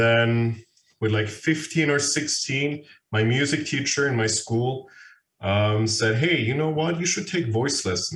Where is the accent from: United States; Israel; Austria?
Austria; Vienna; Born and raised in Vienna